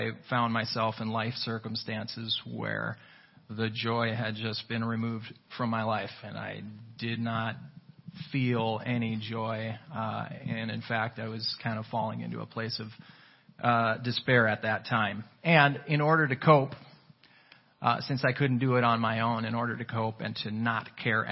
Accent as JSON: {"language": "English", "town": "New London", "region": "Minnesota", "country": "United States", "tie": "born or raised there", "said": "I was raised just outside of New London here"}